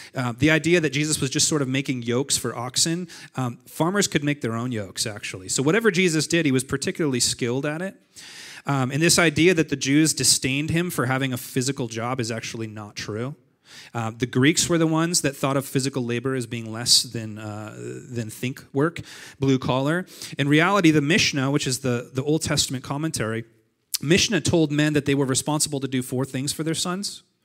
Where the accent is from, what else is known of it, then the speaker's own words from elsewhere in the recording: Montague, California, United States; moved away; I grew up in Nazareth. And not real Nazareth, but my version of Nazareth. It's a, it's a town called Montague, California, and it's six hundred humans